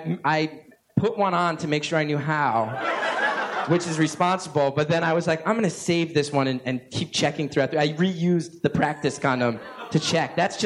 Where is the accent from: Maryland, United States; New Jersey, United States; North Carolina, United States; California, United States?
New Jersey, United States; also born or lived in New York; my hometown in New Jersey